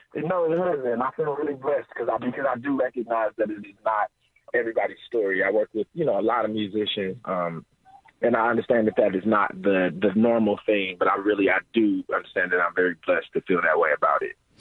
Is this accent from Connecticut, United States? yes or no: no; St. Louis, Missouri, United States; moved away as an adult; now in Pittsburgh, United States; I'm from St. Louis originally